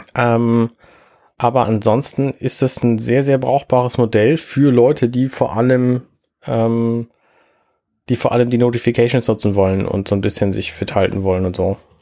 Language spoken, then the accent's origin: German; Germany; bei uns in Deutschland